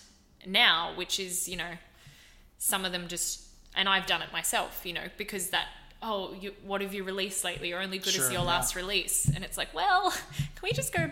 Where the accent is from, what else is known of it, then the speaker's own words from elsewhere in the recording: Gold Coast, Queensland, Australia; moved away; the main school that I went to for most of my like primary school and high school years was Marymount College on the Gold Coast